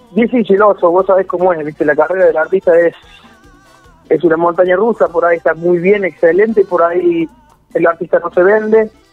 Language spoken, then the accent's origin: Spanish; Río Segundo, Córdoba, Argentina; salí de laburar de acá de Río Segundo, Córdoba, que es muy chiquitito